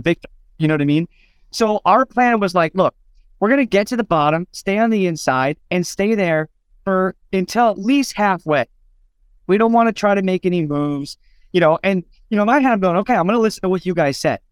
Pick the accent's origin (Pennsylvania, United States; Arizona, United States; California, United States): Arizona, United States; Phoenix; Phoenix, which is our next race, which is my hometown